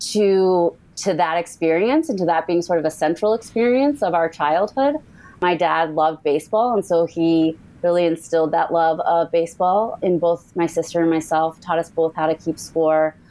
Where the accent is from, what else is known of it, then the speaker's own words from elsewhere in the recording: United States; I grew up in the suburbs of Washington, D.C., same house all my life